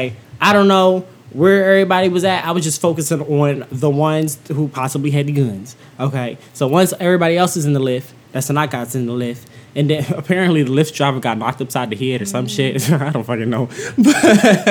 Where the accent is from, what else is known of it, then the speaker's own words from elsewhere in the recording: Philadelphia, Pennsylvania, United States; I'm from Philly